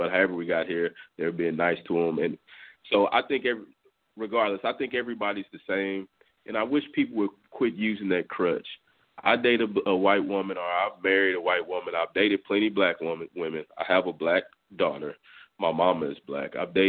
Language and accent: English; Clearbrook, Texas, United States; I grew up in Clearbrook. I went to school in Friendswood.